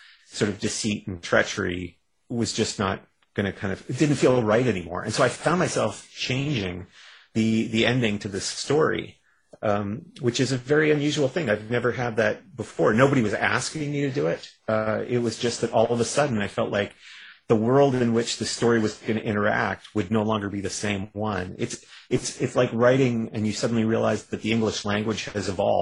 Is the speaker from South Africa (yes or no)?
no; Canada; I'm a Canadian